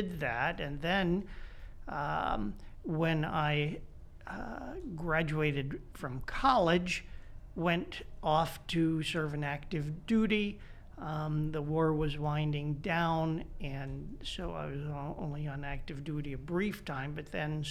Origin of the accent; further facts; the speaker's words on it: Washington, District of Columbia, United States; moved away as an adult; also born or lived in Newtown, Connecticut; now in Indianapolis, United States; I'm one of the few people who can claim to be a native of Washington, D.C. I was born in downtown Washington and grew up in the suburbs